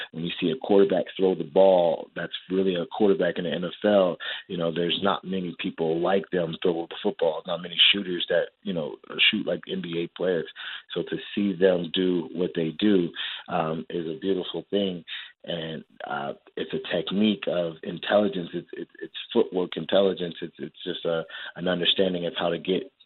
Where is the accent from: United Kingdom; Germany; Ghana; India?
Ghana; I'm also Ghanaian